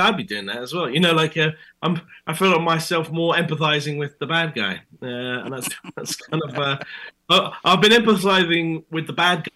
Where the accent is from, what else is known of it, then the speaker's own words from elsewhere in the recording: United Kingdom; accent: British; my British accent